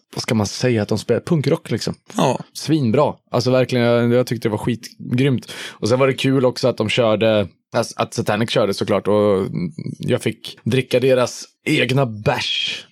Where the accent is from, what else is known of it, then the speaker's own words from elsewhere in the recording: Hudiksvall, Gävleborg County, Sweden; also born or lived in Stockholm; now in Gothenburg, Sweden; jag växte upp i Hudiksvall